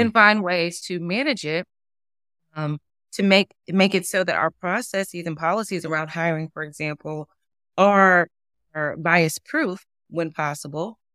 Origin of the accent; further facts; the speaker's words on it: Durham, North Carolina, United States; moved away; I'm originally from Durham, North Carolina